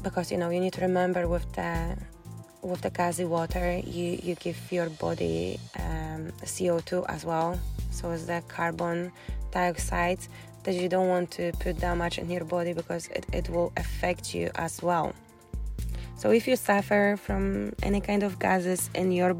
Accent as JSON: {"language": "English", "country": "Poland", "second_language": "English", "moved": "as an adult", "lives_now": "Scotland, United Kingdom", "said": "when I moved first time to Scotland from Poland"}